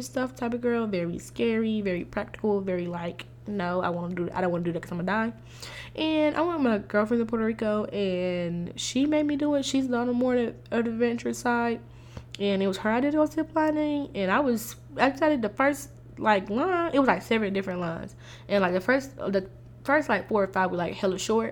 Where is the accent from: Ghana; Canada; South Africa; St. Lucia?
St. Lucia; I am a West Indian. I'm Saint Lucian